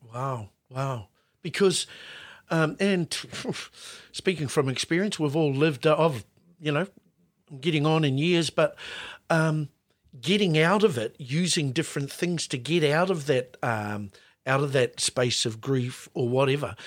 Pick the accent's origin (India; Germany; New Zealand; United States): New Zealand; Auckland; when we were kids growing up in West Auckland